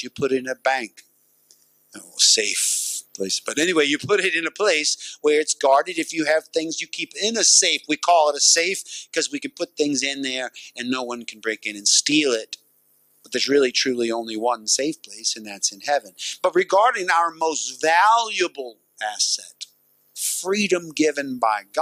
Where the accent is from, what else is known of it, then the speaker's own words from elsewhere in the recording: United States; as an American